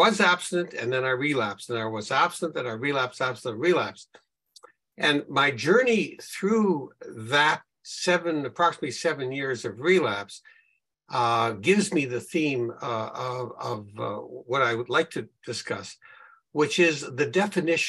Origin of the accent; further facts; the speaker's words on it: Winnipeg, Manitoba, Canada; I'm from Winnipeg, Canada, where it's a lot colder than it is, I think, in Australia